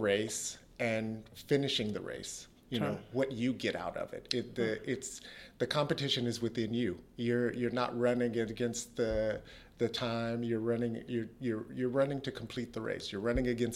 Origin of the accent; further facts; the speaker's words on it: United States; I still hold the indoor state 400 meters record in my home state in the U.S